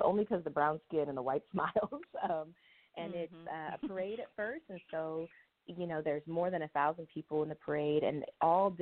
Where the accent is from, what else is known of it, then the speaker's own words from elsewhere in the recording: Sacramento, California, United States; moved away as an adult; now in Oakland, United States; I'm originally from Sacramento area